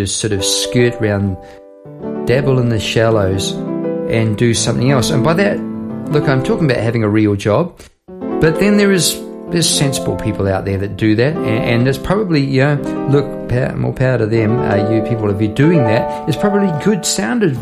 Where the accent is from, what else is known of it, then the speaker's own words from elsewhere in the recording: New Zealand; moved away as an adult; now in Australia; Part of me will always be from, you know, bit there in New Zealand